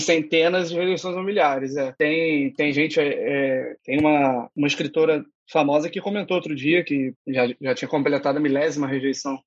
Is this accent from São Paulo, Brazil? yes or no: no; Rio de Janeiro, Brazil; Sou aqui do Rio de Janeiro